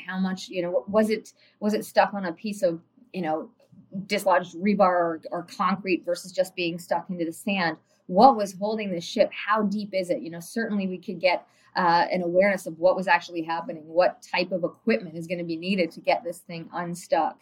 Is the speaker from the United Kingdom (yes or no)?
no; Tobermory, Ontario, Canada; growing up in the Great Lakes area of Ontario, and in particular around uh, Tobermory, Ontario